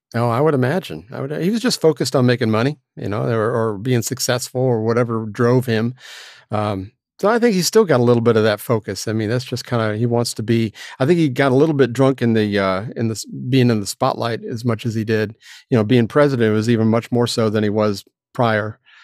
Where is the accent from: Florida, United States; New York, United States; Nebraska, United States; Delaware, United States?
Florida, United States; moved away; my hometown